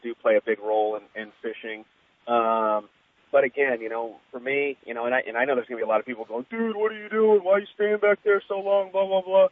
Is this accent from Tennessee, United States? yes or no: no; Florida, United States; moved away; I'm originally from Florida